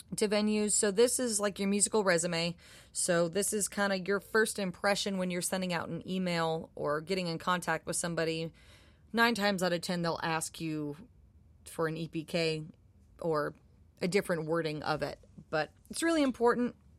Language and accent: English; Minneapolis, Minnesota, United States; moved away; I'm from Minneapolis, and I was eighteen years old.